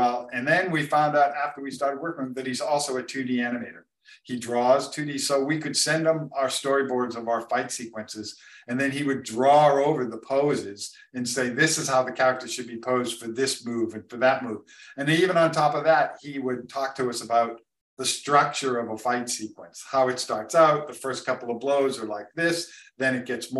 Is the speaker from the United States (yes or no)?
yes; East Coast, United States; now in Portland, United States; I'm originally from the East Coast and stuff